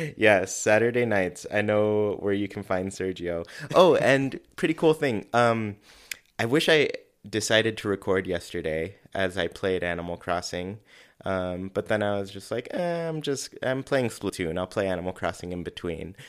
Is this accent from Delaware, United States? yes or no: no; California, United States; moved away; I'm originally from California